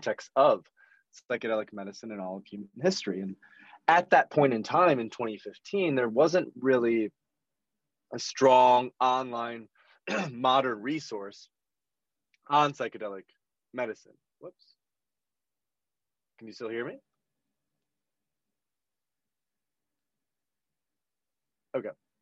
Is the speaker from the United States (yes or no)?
yes; Grand Rapids, Michigan, United States; So I grew up in West Michigan, which is a fairly traditional part of the Midwest, quite religious